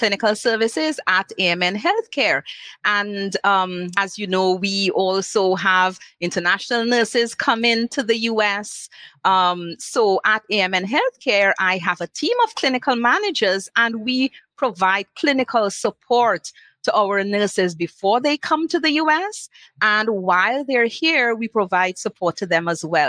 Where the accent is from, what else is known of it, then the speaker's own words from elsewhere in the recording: Trinidad & Tobago; moved away as an adult; also born or lived in Arizona, United States; now in United States; I actually came from Trinidad and Tobago